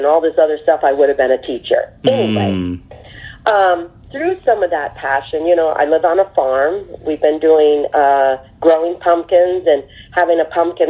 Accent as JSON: {"language": "English", "region": "Michigan", "country": "United States", "tie": "born or raised there", "also_born_or_lived": "the Northwest", "moved": "as an adult", "said": "I've been born and raised in Michigan"}